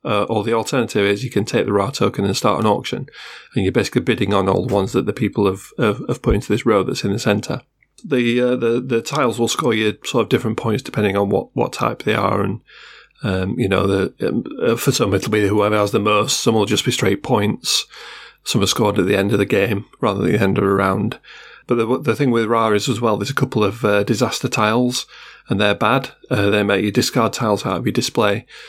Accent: Sheffield, Yorkshire and the Humber, United Kingdom; I am from Sheffield after all. I'm a Yorkshireman

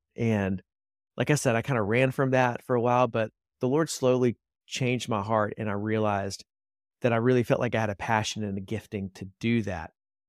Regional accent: Columbia, South Carolina, United States; now in Charlotte, United States; So I grew up in Columbia, South Carolina.

